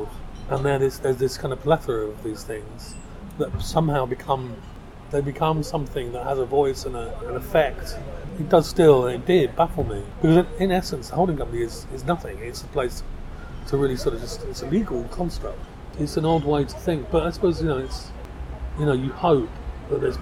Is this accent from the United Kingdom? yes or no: yes; London, United Kingdom; I grew up in South London